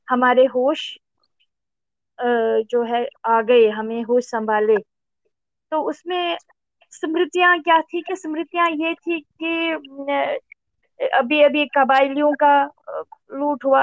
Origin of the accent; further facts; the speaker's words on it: Seer Jagir, Jammu and Kashmir, India; born there; also born or lived in Srinagar; मेरा जन्म श्रीनगर कश्मीर में हुआ वास्तव में मैं एक कश्मीर के एक जो गांव है बारामूला डिस्ट्रिक्ट में पड़ता है वो सीर जागीर